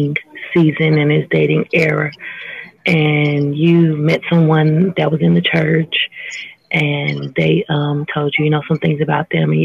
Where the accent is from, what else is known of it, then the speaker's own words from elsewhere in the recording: California, United States; I'm from California.